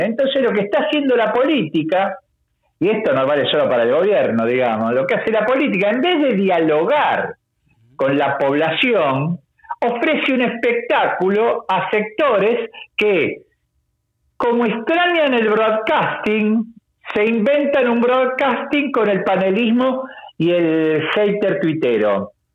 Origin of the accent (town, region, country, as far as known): Argentina